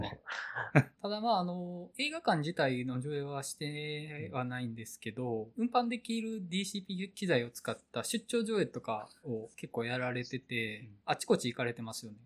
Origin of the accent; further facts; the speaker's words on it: Awaji Island, Hyogo, Japan; 僕と原口さんの出身地である兵庫県の淡路島